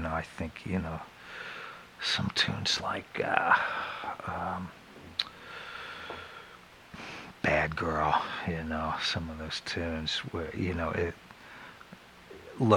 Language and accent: English; Florida, United States; moved away; also born or lived in Philadelphia; I grew up in Florida when it was still like dirt roads, you know.